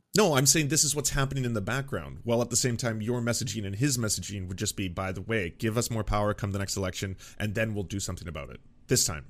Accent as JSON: {"language": "English", "country": "Canada", "said": "as a Canadian"}